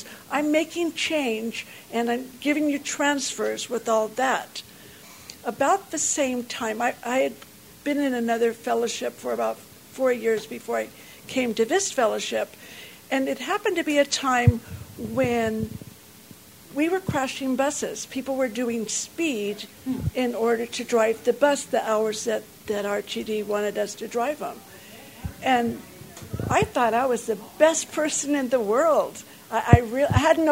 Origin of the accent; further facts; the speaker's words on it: North Carolina, United States; I grew up in North Carolina